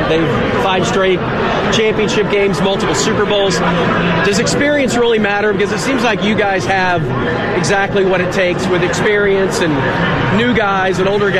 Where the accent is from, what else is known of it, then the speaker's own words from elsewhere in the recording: Dallas, Texas, United States; I'm from Dallas.